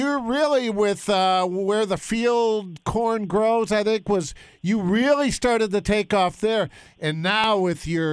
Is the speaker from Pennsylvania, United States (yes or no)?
no; Detroit, Michigan, United States; now in Columbus, United States; I grew up in Detroit